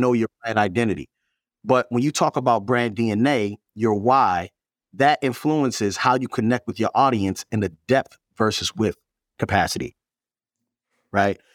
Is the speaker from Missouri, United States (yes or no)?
no; Baltimore, Maryland, United States; I grew up in Baltimore